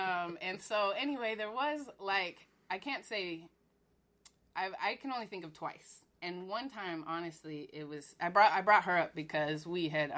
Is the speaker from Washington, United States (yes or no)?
yes; Spokane, Washington, United States; Yes, I'm originally from Washington State. {S1} What part of Washington are you from? {S4} It's Spokane, Washington. It's Eastern Washington.